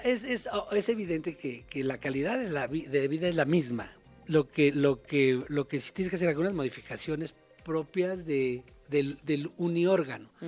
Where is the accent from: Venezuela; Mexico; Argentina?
Mexico; uno siempre como mexicano